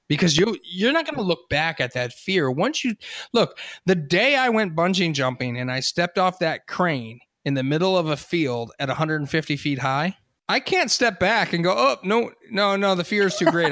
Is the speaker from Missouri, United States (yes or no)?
no; Hershey, Pennsylvania, United States; I grew up in Hershey.